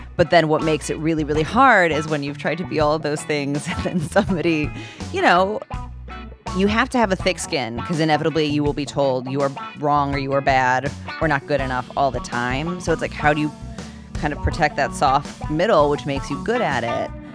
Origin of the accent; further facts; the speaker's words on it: Oak Park, Illinois, United States; I grew up, um, just outside of Chicago in Oak Park, Illinois.